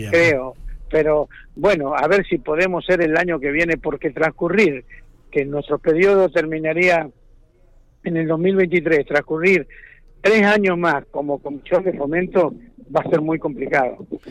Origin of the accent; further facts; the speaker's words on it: Speluzzi, La Pampa, Argentina; yo nací y me, me crié y me desarrollé como persona en Speluzzi.